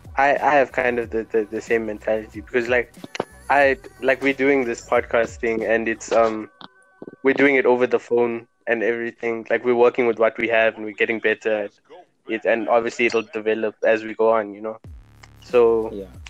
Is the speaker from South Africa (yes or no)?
yes; Durban, KwaZulu-Natal, South Africa; I'm from Durban as well